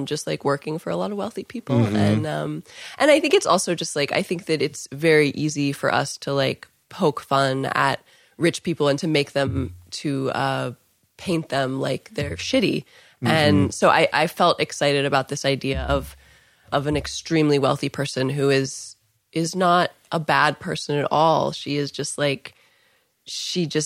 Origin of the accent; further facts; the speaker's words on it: Cincinnati, Ohio, United States; I grew up in Cincinnati